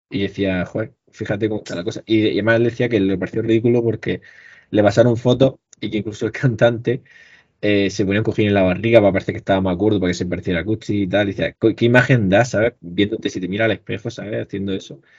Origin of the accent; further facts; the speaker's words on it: Region of Murcia, Spain; al final, la zona que somos, que somos de Murcia